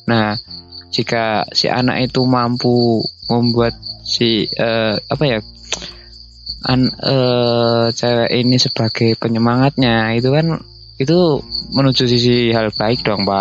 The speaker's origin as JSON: {"language": "Indonesian", "town": "Gunungkidul", "region": "Special Region of Yogyakarta", "country": "Indonesia", "said": "saya orang yang Jogja lantai 2 alias Gunung Kidul ya"}